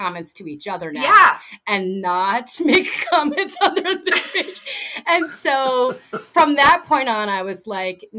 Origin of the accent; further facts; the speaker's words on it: East Coast, United States; moved away as an adult; now in Washington, United States; I grew up on the East Coast. I lived my whole life on the East Coast.